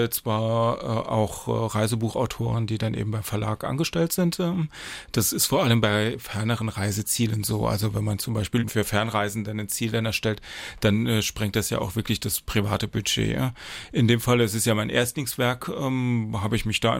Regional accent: Saarland, Germany; ich komme ja aus dem Kreis St. Wendel

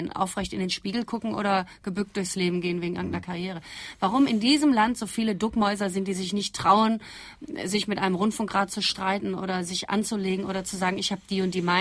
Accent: Essen, North Rhine-Westphalia, Germany; Und was ich rede, ist auch nicht der Ruhrgebietsdialekt, sondern ich komme aus Essen-Rüttenscheid.

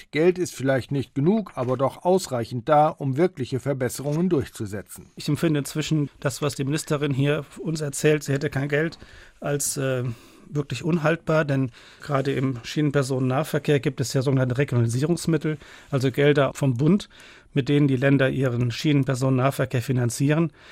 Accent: Saarland, Germany; Wir sind als Saarländer einfach begeistert.

